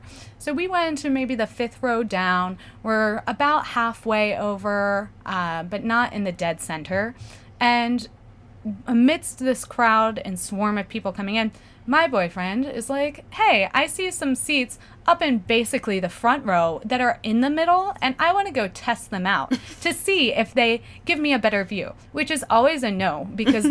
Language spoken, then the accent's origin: English; Pennsylvania, United States; now in New York, United States; I'm from Pennsylvania.